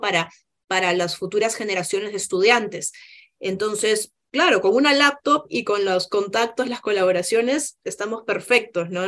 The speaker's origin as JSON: {"language": "Spanish", "country": "Peru", "moved": "yes", "lives_now": "Chile", "said": "somos diversos, somos peruanos"}